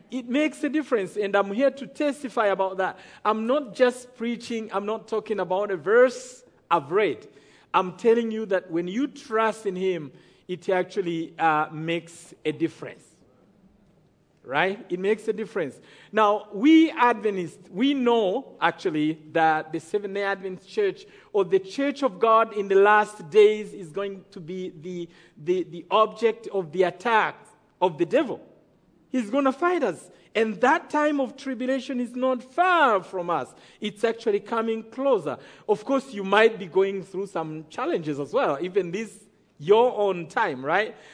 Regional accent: Rwanda; I come from Rwanda

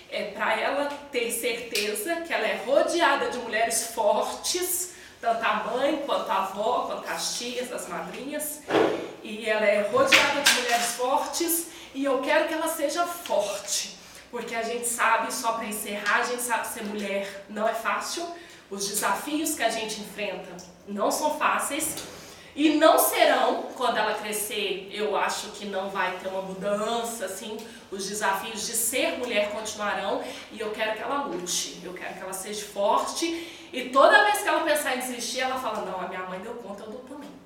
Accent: São Paulo, Brazil; also born or lived in South Minas Gerais; now in Belo Horizonte, Brazil; eu sou de São Paulo, né, nossa família é, nasceu lá. Depois eu fui para o sul de Minas e a nossa família hoje está toda no sul de Minas. Somente eu e meu marido em Belo Horizonte.

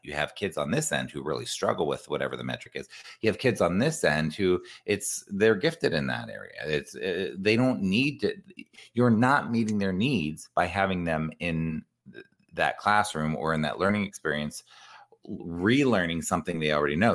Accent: Columbus, Ohio, United States; I grew up in Columbus, Ohio

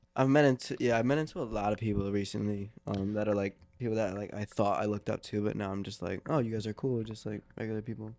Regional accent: Philadelphia, Pennsylvania, United States; growing up in Philly

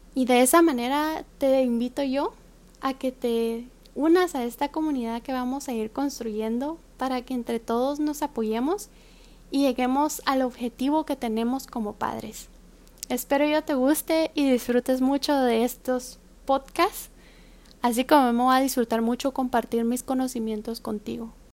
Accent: Guatemala; now in Taiwan; Soy una guatemalteca que se encuentra actualmente viviendo, estudiando y trabajando en Taiwán.

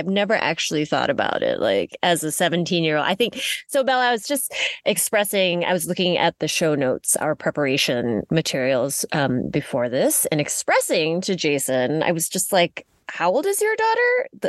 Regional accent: Malaysia; now in United States; so I grew up in Malaysia.

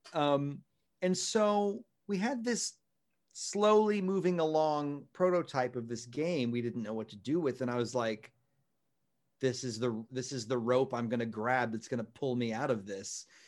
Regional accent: Texas, United States; moved away as an adult; also born or lived in New York City; I am gonna get a job for a while, uh, in my hometown in Texas and live with my folks

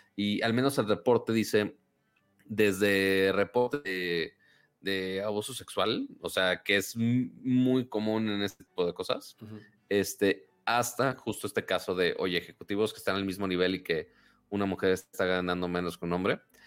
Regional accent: Monterrey, Nuevo León, Mexico; soy de Monterrey

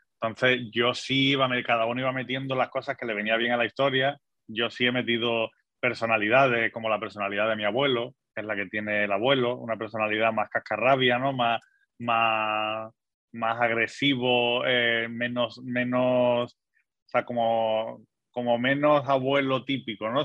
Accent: Algeciras, Andalusia, Spain; moved away as an adult; also born or lived in United States; desde los 18 años ya me fui de Algeciras, pero siempre he ido volviendo por vacaciones o para ver a mi familia que está allí

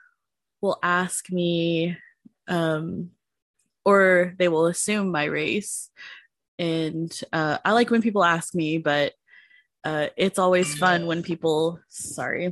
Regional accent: United States; also born or lived in Marshall Islands (ancestry); those are things that I learned as an American. I didn't grow up in my natural culture

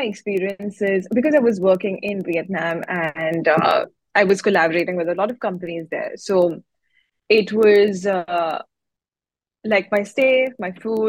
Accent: India; now in Singapore; I'm an Indian

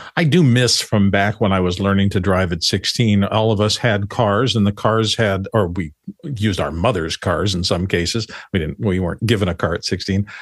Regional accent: Phoenix, Arizona, United States; I grew up in Phoenix

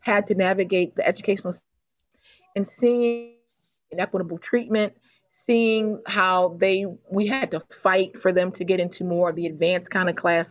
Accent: Baltimore, Maryland, United States; I was born and raised in Baltimore, Maryland.

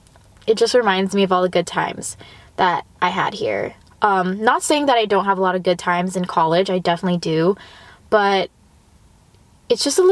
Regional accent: Los Angeles, California, United States; I grew up in the Valley. I went to school in the Valley.

